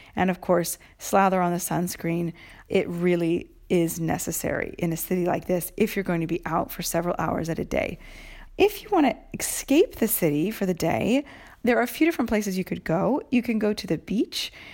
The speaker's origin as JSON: {"language": "English", "town": "Seattle", "region": "Washington", "country": "United States", "tie": "born or raised there", "moved": "yes", "lives_now": "Rome, Italy", "said": "Growing up in Seattle"}